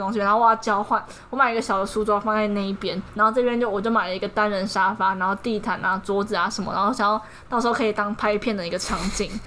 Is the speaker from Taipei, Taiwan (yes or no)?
no; Taoyuan, Taiwan; 我桃园混桃园